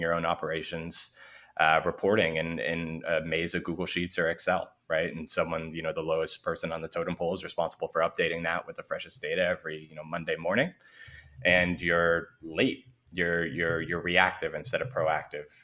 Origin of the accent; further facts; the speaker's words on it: San Francisco, California, United States; I grew up in San Francisco in the city itself